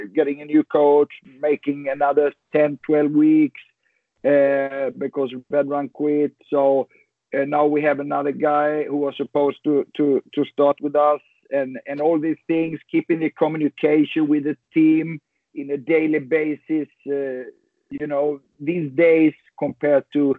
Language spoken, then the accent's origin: English; Sweden; born or raised there